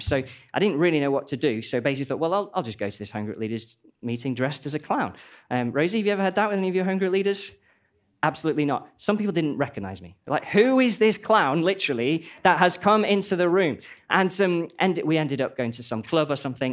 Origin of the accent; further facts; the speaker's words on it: Stoke-on-Trent, West Midlands, United Kingdom; moved away as an adult; now in Nottingham, United Kingdom; I'm from a place called Stoke-on-Trent